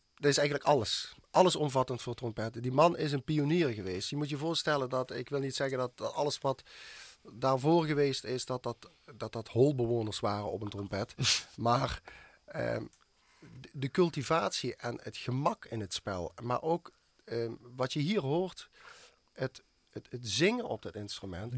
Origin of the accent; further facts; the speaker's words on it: Schimmert, Limburg, Netherlands; het dorp waar ik vandaan kom, het Schimmert